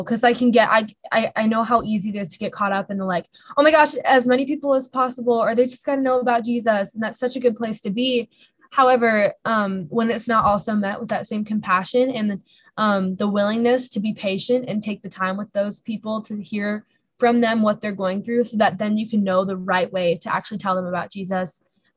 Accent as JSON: {"language": "English", "region": "California", "country": "United States", "moved": "as an adult", "lives_now": "Minnesota, United States", "said": "I'm originally from California"}